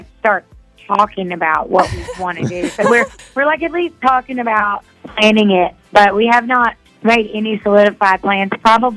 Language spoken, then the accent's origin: English; Rossville, Georgia, United States; moved away; I'm from Rossville, Georgia originally